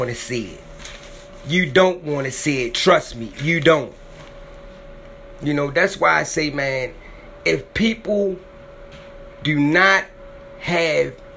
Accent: Maryland, United States; it happened in my hometown. It happened in Maryland

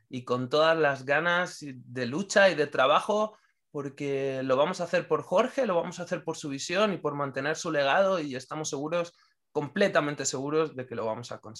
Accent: Venezuela; moved away; Soy venezolano y tengo más de un año y medio sin venir a mi país.

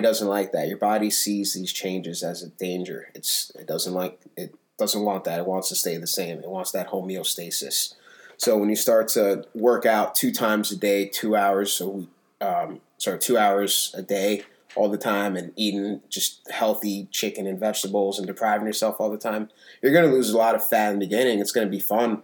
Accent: Potomac, Maryland, United States; also born or lived in Silver Spring, Maryland / Germantown, Maryland / Guinea (parents); most of my life, definitely, I was raised in Potomac

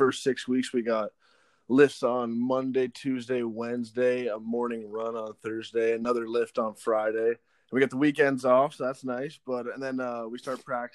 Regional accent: Brockville, Ontario, Canada; when I was a kid in Brockville

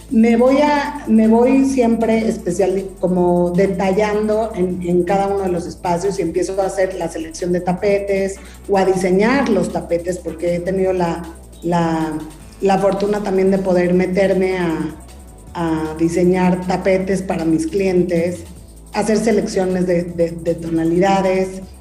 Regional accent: Mexico; Y más porque soy mexicana y amo ser mexicana y creo que nosotros tenemos esa cultura y esa raíz de, de, de la cocina.

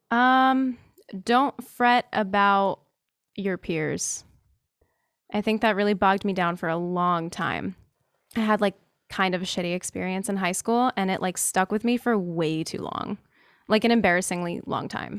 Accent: New Jersey, United States; I'm from New Jersey

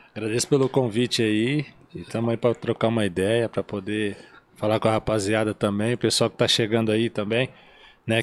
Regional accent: Caraguatatuba, São Paulo, Brazil; moved away as an adult; now in São José dos Campos, Brazil; Nasci em Caraguatatuba, ali foi toda a minha trajetória

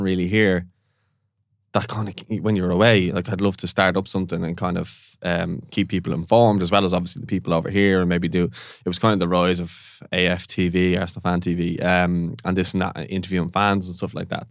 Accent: Dublin, Leinster, Ireland; also born or lived in Canada; we're from Ballantyre area

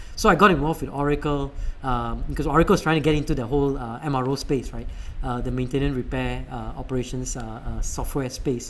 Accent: India; now in United States; And I ended up actually, I think it's because I'm Indian.

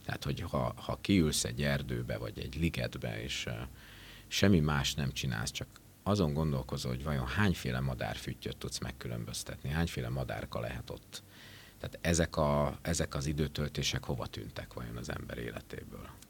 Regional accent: Esztergom and Dorog area, Komárom-Esztergom, Hungary; moved away as an adult; also born or lived in Budapest; szülőhelyem környékén Esztergom és Dorog vonzás körzetében

